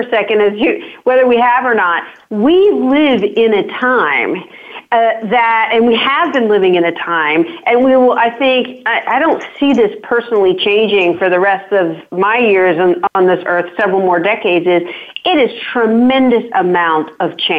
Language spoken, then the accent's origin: English; Virginia, United States; also born or lived in Washington, D.C. area; I grew up in Virginia, but in a small town.